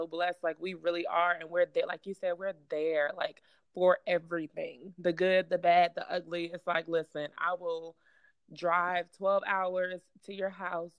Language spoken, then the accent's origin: English; New York City, New York, United States; now in Charlotte, United States; I'm originally from Brooklyn, New York. So I'm a New Yorker.